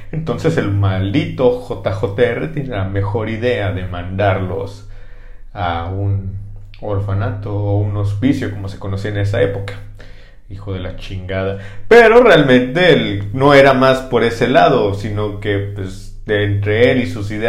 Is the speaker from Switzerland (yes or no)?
yes; Switzerland; accent: French; Y si yo, un acento francés y yo soy de Suiza